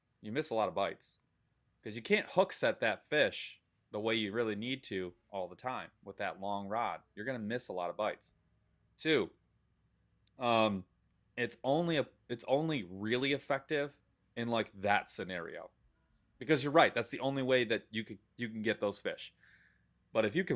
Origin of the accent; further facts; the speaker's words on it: Michigan, United States; an aggressively average angler from the state of Michigan